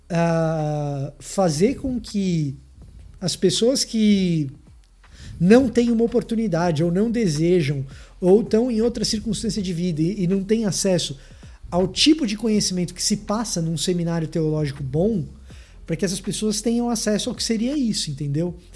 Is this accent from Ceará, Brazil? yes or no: no; Salvador, Bahia, Brazil; tô falando para você que eu sou soteropolitano. Você pode não acreditar pelo meu sotaque, mas eu sou.